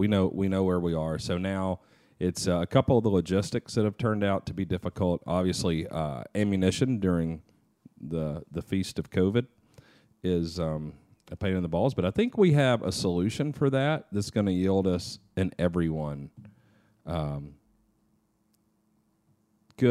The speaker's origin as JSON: {"language": "English", "region": "the South", "country": "United States", "tie": "born or raised there", "said": "growing up in the South"}